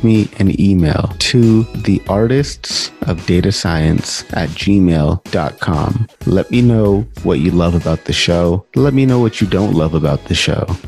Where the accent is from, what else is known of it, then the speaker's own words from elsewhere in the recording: Punjab, India; I'm Punjabi, I'm Indian